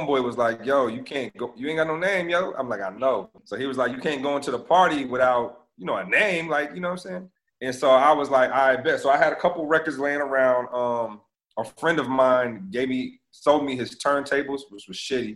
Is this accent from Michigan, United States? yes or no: yes; Lansing, Michigan, United States; moved away; I'm originally from Lansing, Michigan.